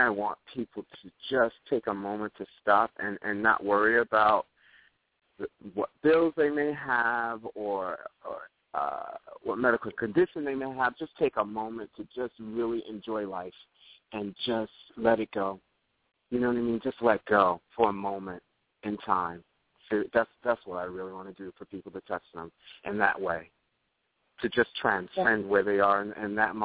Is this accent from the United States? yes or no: yes; New York, United States; growing up in New York, it's so multicultural.